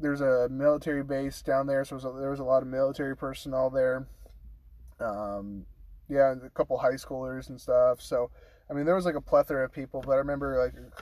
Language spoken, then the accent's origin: English; Monterey, California, United States; I grew up down in Monterey, California